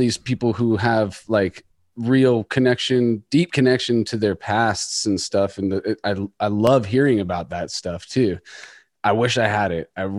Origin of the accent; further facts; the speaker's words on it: United States; we're from America.